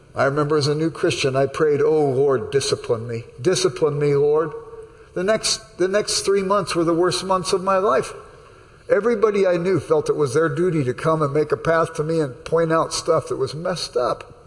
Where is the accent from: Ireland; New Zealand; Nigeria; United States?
United States; Los Angeles, California; I grew up in South Central Los Angeles